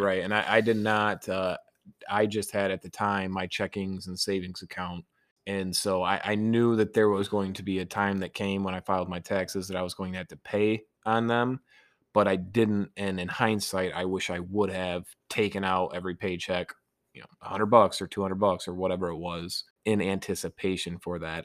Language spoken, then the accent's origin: English; Niles, Michigan, United States; also born or lived in Grand Rapids / Los Angeles; my small hometown of Niles